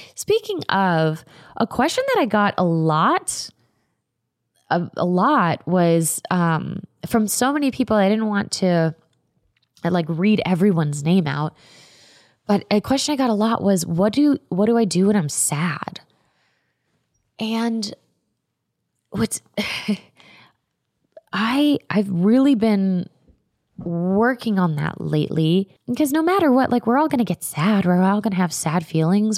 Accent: Florida, United States; I am from Florida. I grew up going to Gatorland

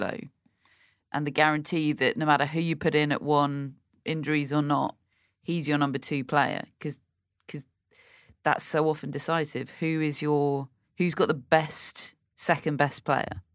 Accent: United Kingdom; as a British person

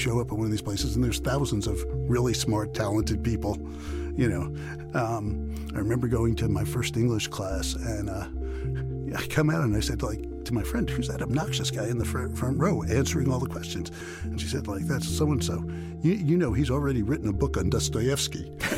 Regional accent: New York City, New York, United States; I grew up in New York City playing basketball

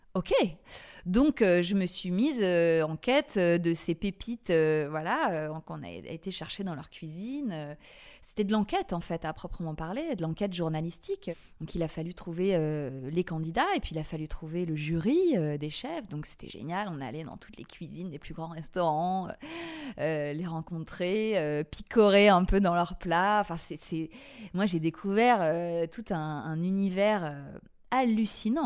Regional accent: Paris, Île-de-France, France; je suis une Parisienne euh, pure souche, née à Paris

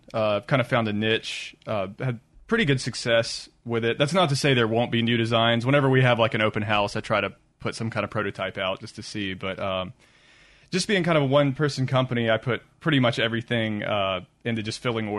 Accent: Jackson, Mississippi, United States; No, I'm from Mississippi.

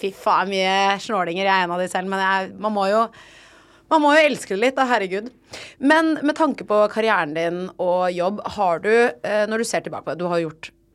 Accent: Oslo, Norway; jeg er sånn Oslo Vest-drittunge

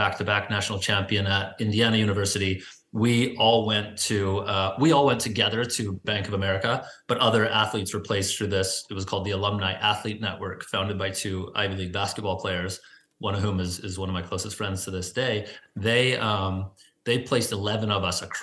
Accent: Vancouver, British Columbia, Canada; moved away as an adult; also born or lived in New York; I grew up playing soccer in Point Grey on the west side of Vancouver

